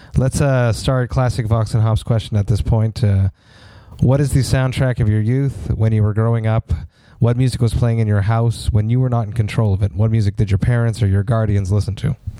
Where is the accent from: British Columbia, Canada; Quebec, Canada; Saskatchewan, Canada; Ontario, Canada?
Quebec, Canada; Montreal; We're both from Montreal